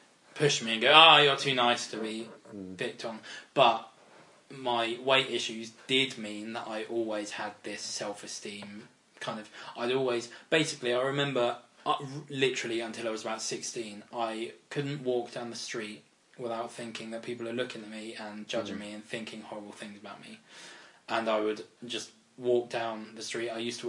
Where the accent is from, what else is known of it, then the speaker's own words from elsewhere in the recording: Reading, South East England, United Kingdom; also born or lived in Farnborough, Kent; I was born in Farnborough in Kent. Oh, okay. But moved to Reading when I was about one.